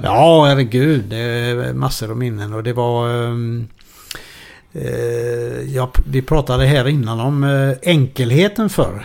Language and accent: Swedish; Gothenburg, Västra Götaland, Sweden; moved away; also born or lived in Malmö; … och jag är urgöteborgare